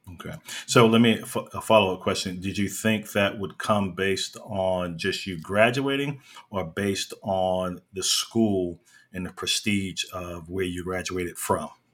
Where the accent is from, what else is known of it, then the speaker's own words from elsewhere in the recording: New York, United States; I'm originally from New York.